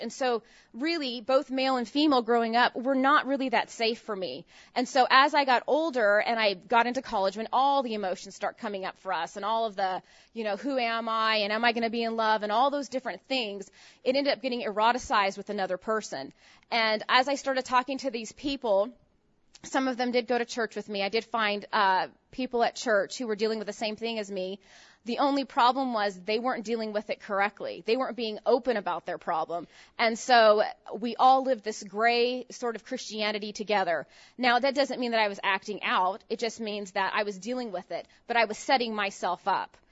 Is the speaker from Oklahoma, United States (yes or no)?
no; San Francisco Bay Area, Northern California, United States; I grew up in Northern California